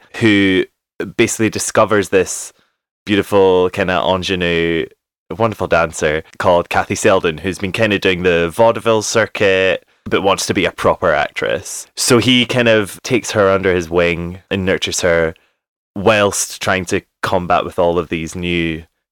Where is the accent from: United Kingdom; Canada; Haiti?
United Kingdom; Scotland; I am Scottish